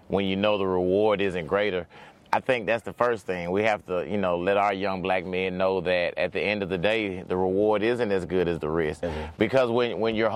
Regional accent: Atlanta, Georgia, United States; also born or lived in College Park, Georgia; we're by the airport in Atlanta, Georgia, of course. And I grew up in the city, which is now called Metropolitan Parkway.

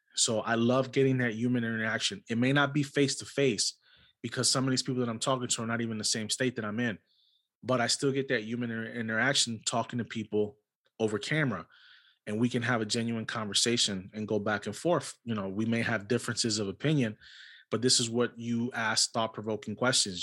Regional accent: New York City, New York, United States; I was born and raised in New York City

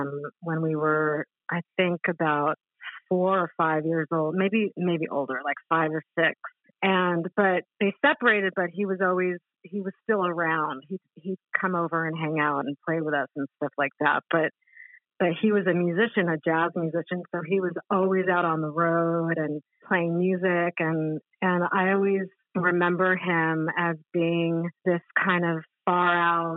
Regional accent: Los Angeles, California, United States; accent: Californian; also born or lived in New York City; not only do I have the Californian accent, but I was raised pretty much in Los Angeles

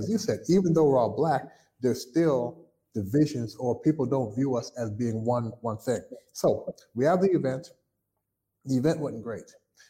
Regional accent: Toronto, Ontario, Canada; born there; Now, my family is Jamaican. I was born in Toronto, Canada. My family was Jamaican.

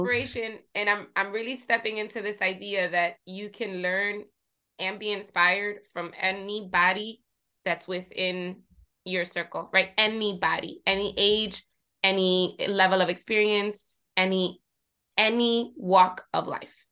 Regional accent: Jersey City, New Jersey, United States; I come from Jersey City, right? And I'm Puerto Rican. So I grew up surrounded by people that look like me

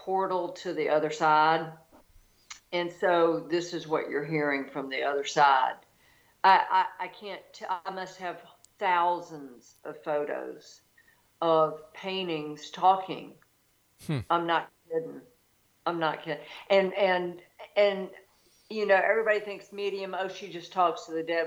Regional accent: Deep South, United States; I grew up in the Deep South

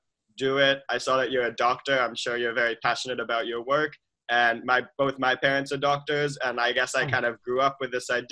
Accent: Boston, Massachusetts, United States; I grew up in Boston, normal, let's say like conservative Jewish Boston family

